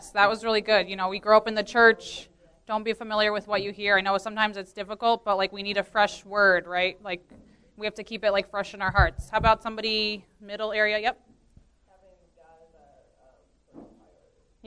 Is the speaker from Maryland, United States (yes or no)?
yes; Baltimore, Maryland, United States; I grew up in the Baltimore church as well as a second generation in the church